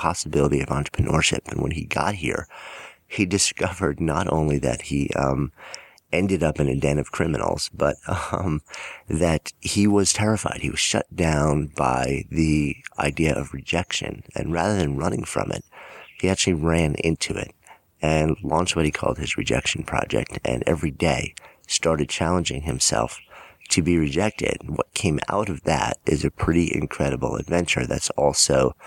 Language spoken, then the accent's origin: English; New York City, New York, United States; I'm from New York City